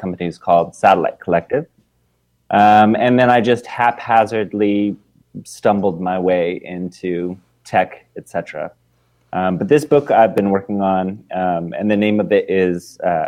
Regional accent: Portland, Oregon, United States; moved away as an adult; also born or lived in New York; now in Seattle, United States; I grew up in Portland, Oregon

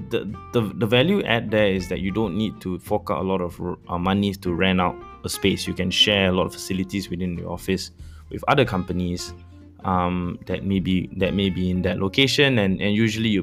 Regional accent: Kuala Lumpur, Malaysia; I grew up in Bandar Sri Damansara, a place very close to Kepong where I went to school

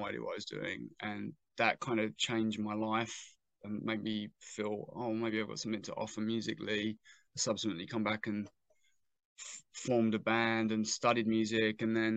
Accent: Southend-on-Sea, East of England, United Kingdom; my hometown

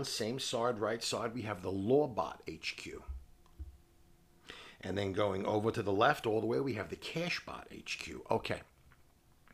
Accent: New York City, New York, United States; We're from New York City.

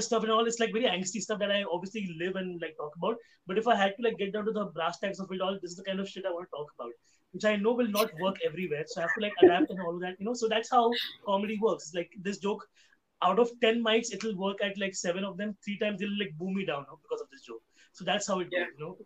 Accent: Mumbai, Maharashtra, India; my hometown where I grew up, my hmm. hometown in Mumbai is a suburb of Mumbai

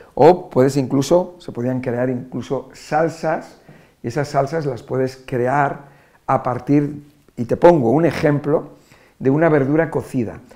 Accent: Spain; Nosotros en España lo llamamos batidos

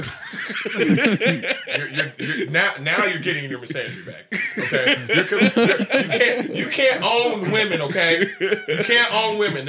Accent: Georgia, United States; Coming from a Cash County nigga. I'm from Cash County.

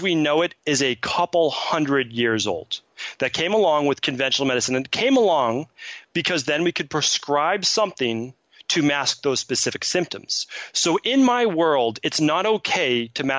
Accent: Medford, Massachusetts, United States; growing up in Medford, Massachusetts

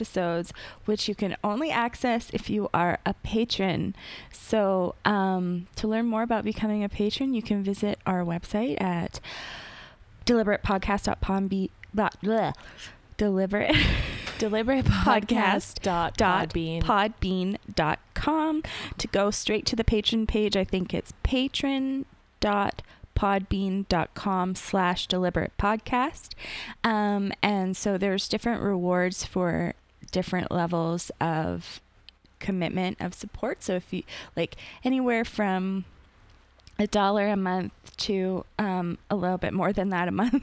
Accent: Canada; we're Canadian.

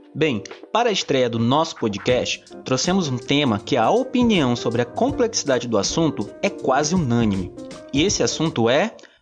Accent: Belém, Pará, Brazil; sou natural de Belém do Pará

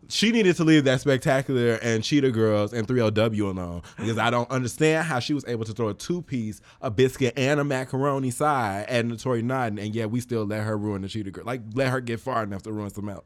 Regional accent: Chicago, Illinois, United States; I'm from Chicago

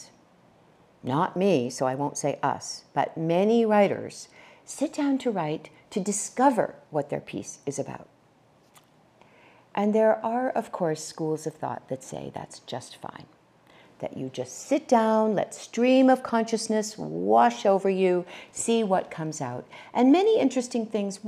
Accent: New Hampshire, United States; moved away; also born or lived in California; I was born in the state of New Hampshire, and I ultimately made my way to the state of California

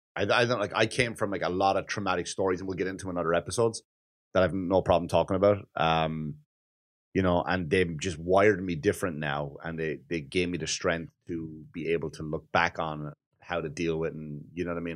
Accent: Wexford, Leinster, Ireland; moved away; in Wexford, my hometown

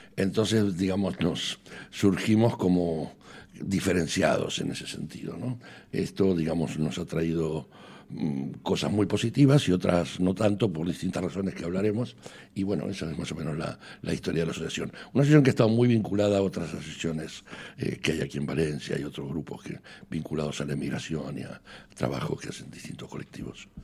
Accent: Argentina; now in Spain; tanto él como yo tenemos nacionalidad española, o sea, no contaríamos como argentinos

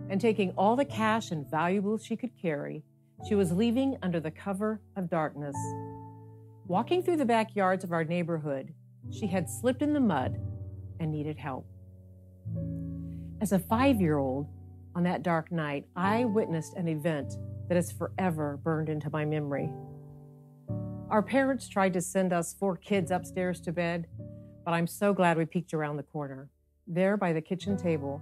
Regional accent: Youngstown, Ohio, United States; I grew up in Youngstown, Ohio, during some of the most intense years of the civil rights movement

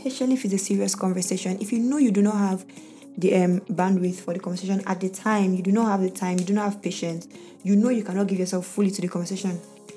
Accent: Nigeria; As a Nigerian woman

